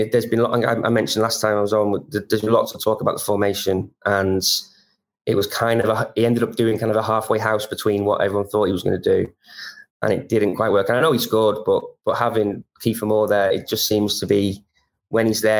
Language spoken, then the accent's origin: English; Wales, United Kingdom; being a Welshman